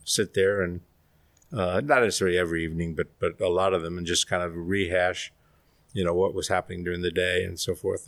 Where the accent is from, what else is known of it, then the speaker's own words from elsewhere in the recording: New York, United States; we grew up in New York in a very old world environment